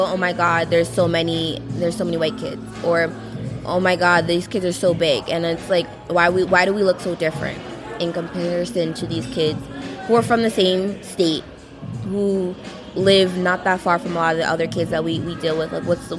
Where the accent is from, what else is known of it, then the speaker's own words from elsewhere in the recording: New York, United States; well, I'm from Long Island, I'm from New Jersey.